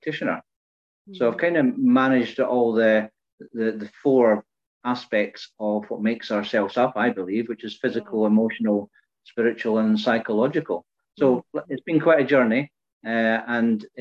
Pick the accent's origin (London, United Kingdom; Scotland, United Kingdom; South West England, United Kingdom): Scotland, United Kingdom; Fife; now in Peterhead, United Kingdom; originally, I was born and brought up in Fife, and I now live in the northeast of Scotland